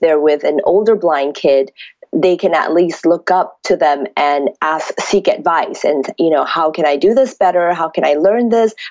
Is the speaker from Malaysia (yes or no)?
yes; Malaysia; moved away as an adult; now in California, United States; I grew up in Malaysia, 17 years of my life